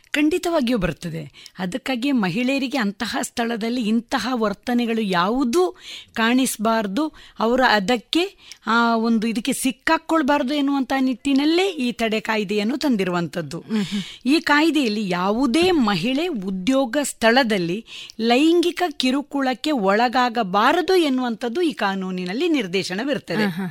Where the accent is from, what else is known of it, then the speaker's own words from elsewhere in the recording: Belthangady taluk, Karnataka, India; also born or lived in Ujire / Mangalore; now in Puttur, India; ನನ್ನ ಬಾಲ್ಯದ ಸಂದರ್ಭದ ಎಲ್ಲ ಎಜುಕೇಷನ್ಗಳನ್ನು ನಾನು ಬೆಳ್ತಂಗಡಿ ತಾಲೂಕಿನಲ್ಲಿ